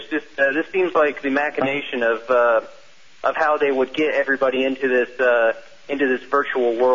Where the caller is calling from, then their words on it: Austin, Texas, United States; Uh, Austin, Texas.